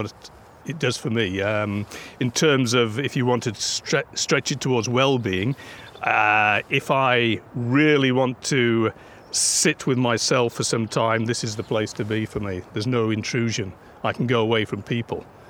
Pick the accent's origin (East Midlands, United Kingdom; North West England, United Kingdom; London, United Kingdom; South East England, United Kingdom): East Midlands, United Kingdom; Peak District; now in Cairngorms, Scotland, United Kingdom; I grew up in the Peak District, in the national park there.